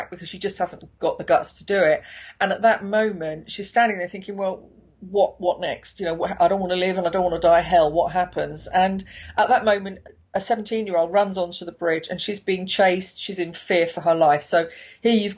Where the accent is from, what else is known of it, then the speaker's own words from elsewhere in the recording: London, United Kingdom; as a Londoner